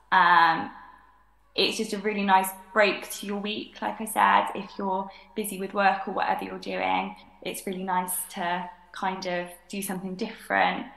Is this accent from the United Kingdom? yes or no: yes; Cheltenham, South West England, United Kingdom; Um, I live in Cheltenham. I'm from Cheltenham. Um, I've kind of grown up going to church in West Cheltenham